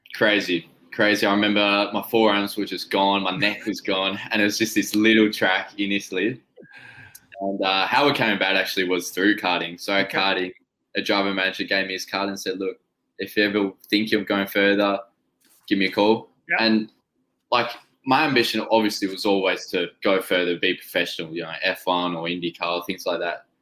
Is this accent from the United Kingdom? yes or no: no; Tasmania, Australia; we're from Tasmania, which is yeah. like a little island off off the mainland.